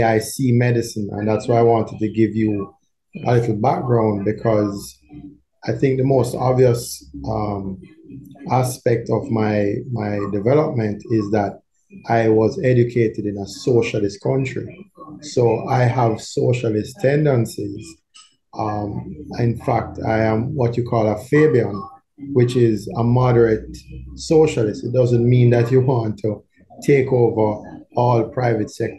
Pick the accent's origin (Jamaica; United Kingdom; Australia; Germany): Jamaica; Kingston; also born or lived in Barbados / Cuba; I grew up in Kingston 8, as Kingston 8 as it gets